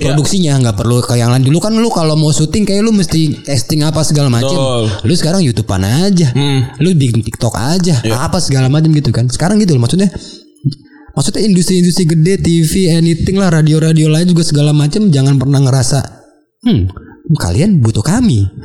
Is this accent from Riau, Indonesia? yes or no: no; North Sumatra, Indonesia; gue orang Mandailing. Mandailing. Uh. Mandailing Natal tuh uh, kabupaten di Sumatera Utara, Tapanuli Selatan.